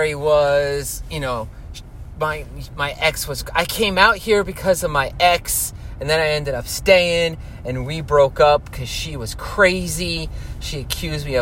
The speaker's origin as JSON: {"language": "English", "region": "New York tri-state area", "country": "United States", "said": "we are from the New York tri-state area"}